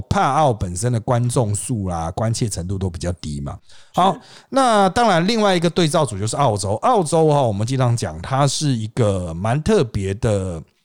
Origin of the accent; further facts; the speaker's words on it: Taiwan; 我们台湾人的角度